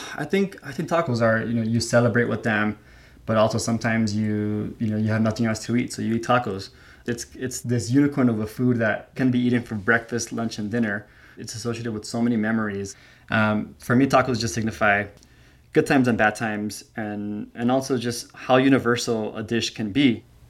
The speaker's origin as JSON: {"language": "English", "country": "United States", "tie": "born or raised there", "said": "I grew up here in the States"}